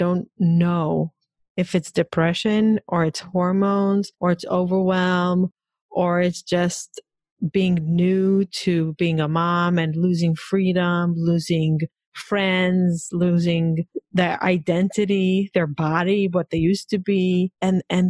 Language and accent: English; Israel; moved away; also born or lived in Hong Kong; I grew up in Israel